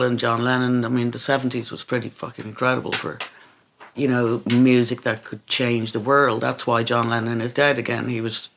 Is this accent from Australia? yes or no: no; Ireland; moved away as an adult; also born or lived in England; I was Irish